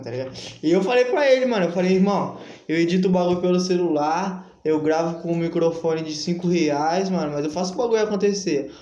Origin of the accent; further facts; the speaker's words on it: São Paulo, Brazil; eu sou, eu sou fruto e cria do centro também